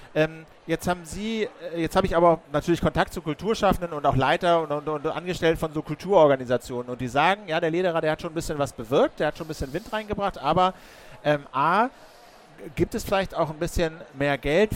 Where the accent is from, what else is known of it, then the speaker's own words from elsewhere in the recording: Berlin, Germany; als Berliner